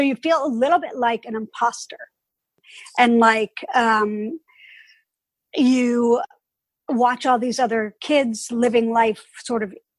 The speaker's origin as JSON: {"language": "English", "town": "New York City", "region": "New York", "country": "United States", "tie": "born or raised there", "said": "I was born and raised in Greenwich Village"}